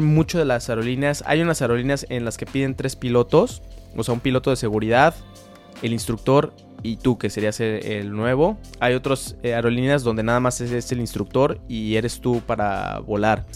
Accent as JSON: {"language": "Spanish", "country": "Mexico", "said": "los mexicanos estamos muy bien posicionados como pilotos"}